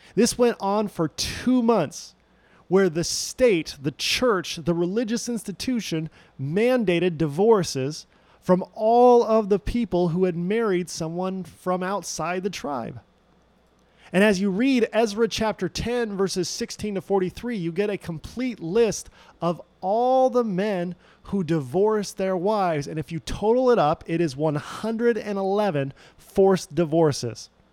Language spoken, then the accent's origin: English; Loma Linda, California, United States; I grew up in the Loma Linda University Seventh day Adventist Church, which is not too far from where Paradox is today